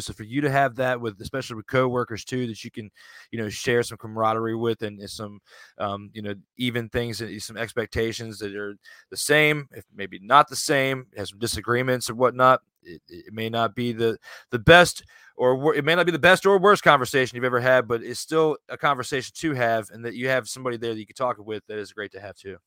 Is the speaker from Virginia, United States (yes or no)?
yes; Richmond, Virginia, United States; the Richmond Braves, which were, you know, in my hometown area here in Virginia